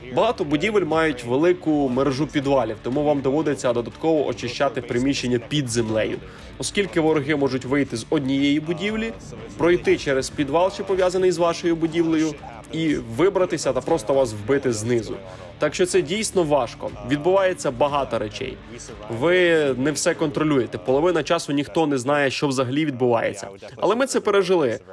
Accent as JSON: {"language": "Ukrainian", "country": "Canada", "moved": "as an adult", "lives_now": "Ukraine", "said": "з Канади"}